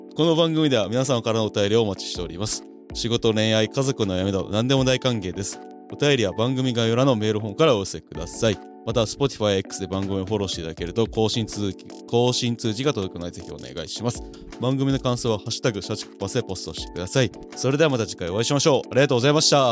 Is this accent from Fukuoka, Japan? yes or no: yes; Fukuoka, Japan; now in Tokyo, Japan; 出身どこですかみたいな話した時に、福岡です